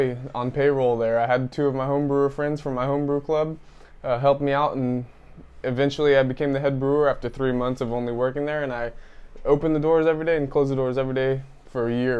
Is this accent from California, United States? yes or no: yes; Tracy, California, United States; I grew up in Tracy, California with my mom and my dad.